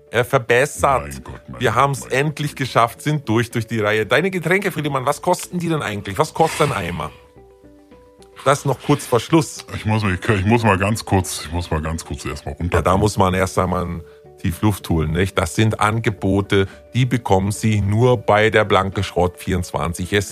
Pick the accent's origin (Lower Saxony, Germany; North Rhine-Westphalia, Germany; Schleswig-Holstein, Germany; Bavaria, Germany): Lower Saxony, Germany; Hannover